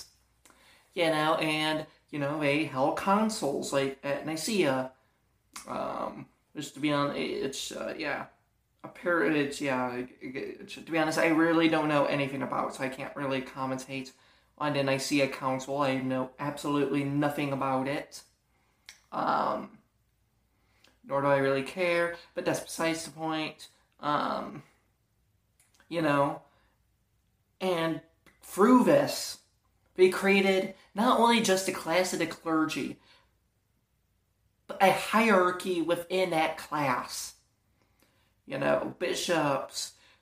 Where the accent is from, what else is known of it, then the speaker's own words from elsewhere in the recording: Toledo, Ohio, United States; what church I grew up in Ohio? Christian Fellowship in Toledo